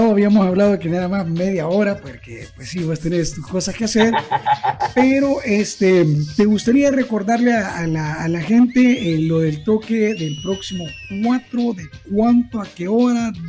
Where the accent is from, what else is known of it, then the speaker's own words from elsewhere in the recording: Armenia, Sonsonate, El Salvador; Y nosotros nos fuimos desde Armenia, desde mi pueblo